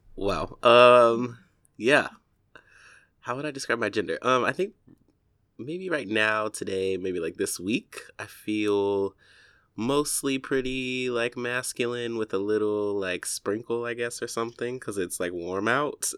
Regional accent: Warner Robins, Georgia, United States; moved away as an adult; also born or lived in Atlanta, Georgia / Texas / Chicago; now in New York, United States; I was born sort of like, if I take it back, uh, like in a small town, um, called Warner Robins, Georgia

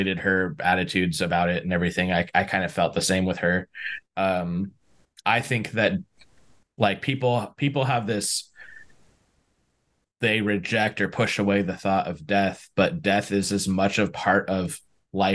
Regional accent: San Diego, California, United States; I'm from San Diego. Like, we don't have, hunting's not a big thing out here

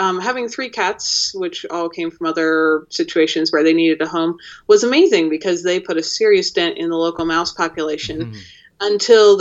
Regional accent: Pennsylvania, United States; now in Jackson Hole, United States; I grew up in Pennsylvania

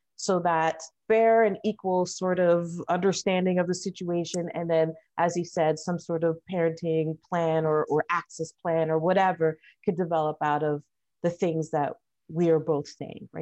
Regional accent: Toronto, Ontario, Canada; also born or lived in Trinidad and Tobago; I was born here in Canada. My family came from Trinidad and Tobago. I'm currently working for a food bank here in Toronto

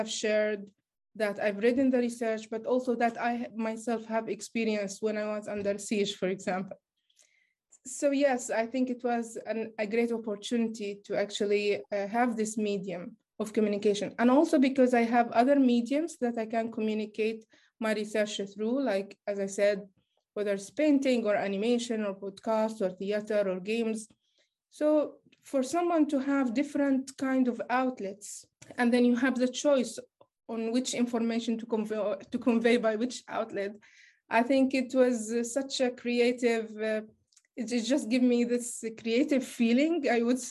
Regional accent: Gaza, Gaza Strip, Palestine; I'm a Palestinian from Gaza

